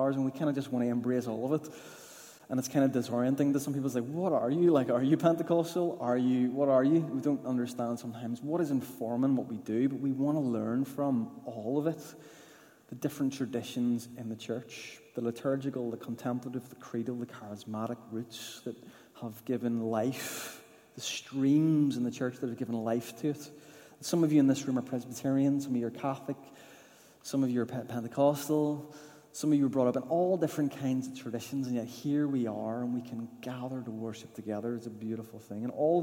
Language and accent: English; Newtownards, Northern Ireland, United Kingdom; growing up in the Baptist church in Newton Ards, and it was a brilliant upbringing in a lovely church